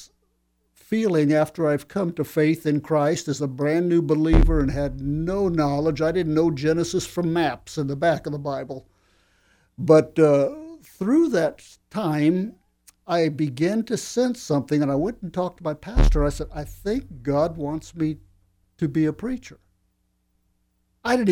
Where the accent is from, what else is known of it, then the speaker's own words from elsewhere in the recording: Phoenix, Arizona, United States; I transferred in Phoenix, where I grew up in Arizona.